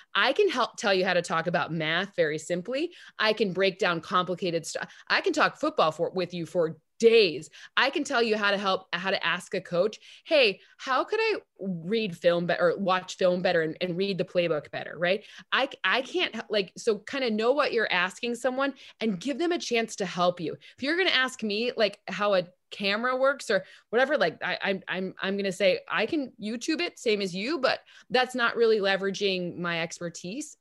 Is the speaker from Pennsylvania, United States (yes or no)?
no; East Lansing, Michigan, United States; I grew up in East Lansing, Michigan